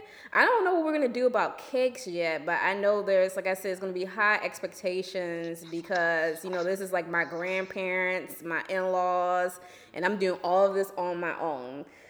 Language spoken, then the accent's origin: English; New Orleans, Louisiana, United States; but I'm originally from New Orleans.